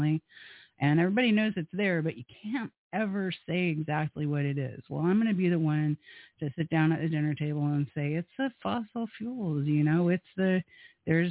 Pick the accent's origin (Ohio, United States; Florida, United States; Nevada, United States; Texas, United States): Florida, United States; Space Coast; growing up on the Space Coast